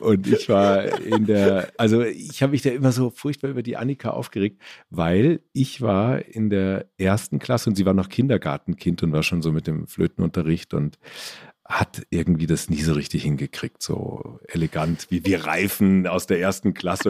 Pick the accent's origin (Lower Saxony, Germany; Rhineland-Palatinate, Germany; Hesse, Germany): Hesse, Germany; Stadtallendorf; also born or lived in Marburg; now in Ammersee, Germany; Wir hatten bei uns in Stadt Allendorf so einen kleinen Dorfladen